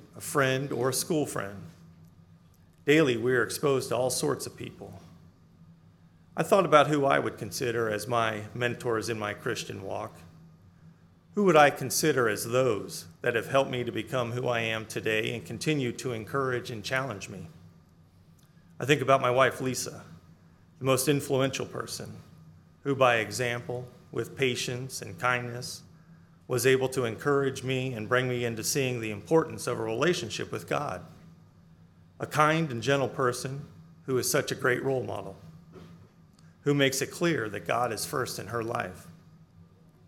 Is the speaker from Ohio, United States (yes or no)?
yes; Ohio, United States; I was born and raised in Ohio